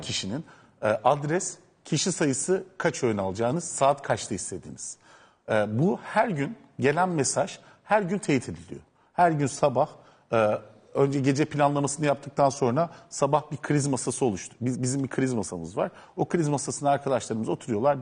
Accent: Adana, Turkey; moved away; Ben o toprakların çocuğuyum. Ben Adanalıyım.

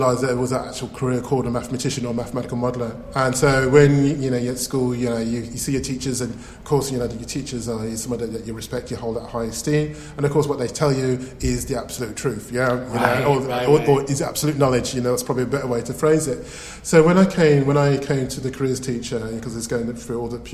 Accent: Birmingham, West Midlands, United Kingdom; accent: Birmingham; Yes, I'm from Birmingham. I can say I have a Birmingham accent.

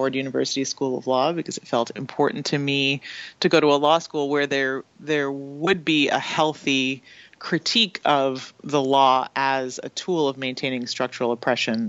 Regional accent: Canada; I didn't learn about in school in Canada

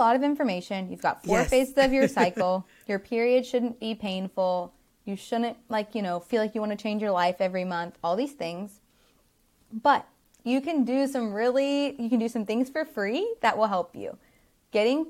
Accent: the South, United States; we grew up in the South

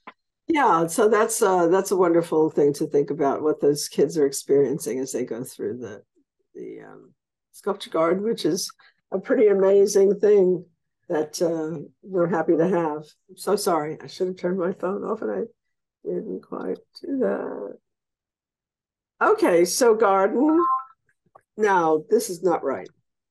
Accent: New York, United States; now in New Orleans, United States; growing up in New York

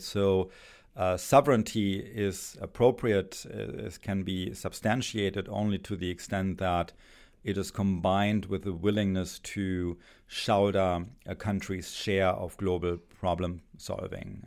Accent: Germany; English is a second language; moved away as an adult; my accent, I, uh, spent my, uh, childhood and, and youth in Germany.

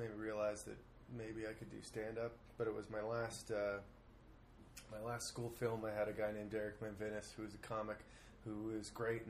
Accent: Toronto, Ontario, Canada; moved away as an adult; also born or lived in Montreal; Originally from Toronto.

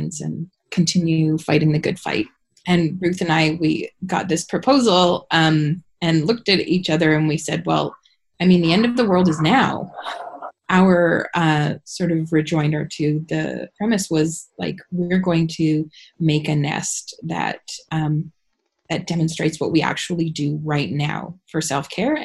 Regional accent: Canada; also born or lived in Regina, Saskatchewan; currently living in Regina and from Alberta / Saskatchewan

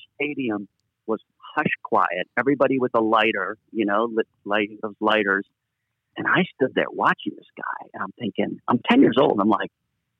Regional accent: Los Angeles, California, United States; I was lucky to grow up kind of in a very safe environment. I mean, we lived in L.A. My father moved away from Europe and raised us in America because of what had happened to him.

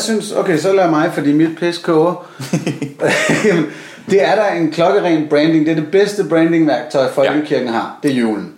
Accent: Copenhagen, Capital Region of Denmark, Denmark; jeg er en barnløs københavner

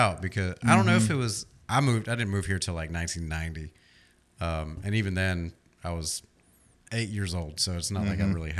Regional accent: Syracuse, New York, United States; I came from Syracuse, New York, which is basically Birmingham, just up north.

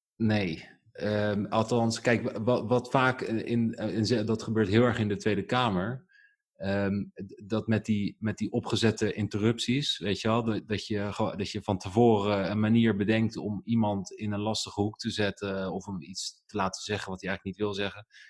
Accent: Netherlands; born or raised there; also born or lived in Germany

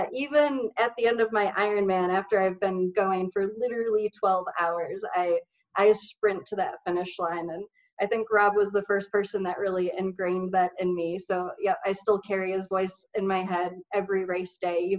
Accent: Michigan, United States; moved away; also born or lived in Southern California; grew up in Michigan, I was doing inline speed skating. And then, ironically enough, it was when I moved to Southern California

